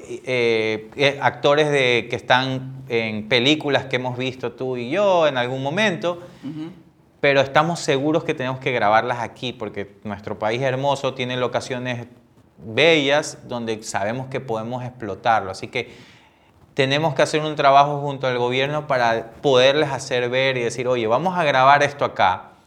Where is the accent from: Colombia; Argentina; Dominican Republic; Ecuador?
Ecuador; como ecuatoriano